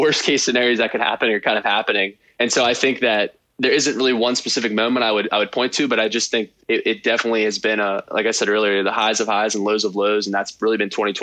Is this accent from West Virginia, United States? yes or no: yes; Weirton, West Virginia, United States; also born or lived in Morgantown, West Virginia; I grew up in Weirton, West Virginia.